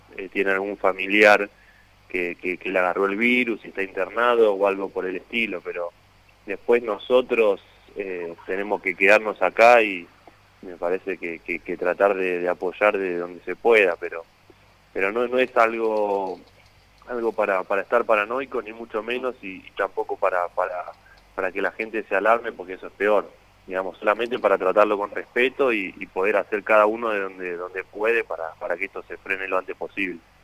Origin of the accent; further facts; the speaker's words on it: Argentina; moved away as an adult; irte de tu país